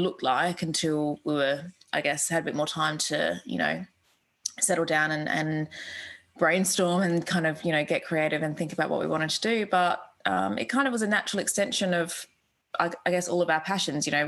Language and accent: English; Australia; moved away as an adult; also born or lived in United Kingdom; I'm an Australian. I grew up on the beach